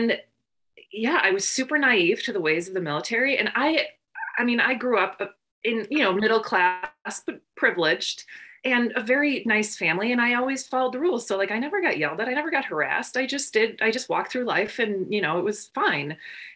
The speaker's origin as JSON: {"language": "English", "region": "Northern Wisconsin", "country": "United States", "tie": "born or raised there", "also_born_or_lived": "Madison, Wisconsin / Aylesbury, England / Fargo", "said": "I grew up in Northern Wisconsin for the first 8 years"}